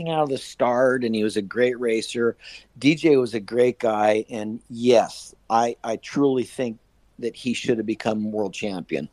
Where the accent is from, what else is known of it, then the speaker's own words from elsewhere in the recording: California, United States; my home state of California